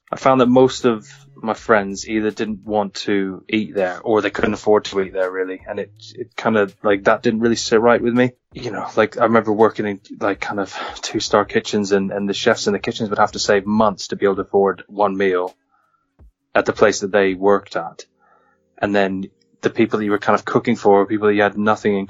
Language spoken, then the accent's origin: English; California, United States; I grew up in California, and so I kind of grew up eating Mexican food on a regular basis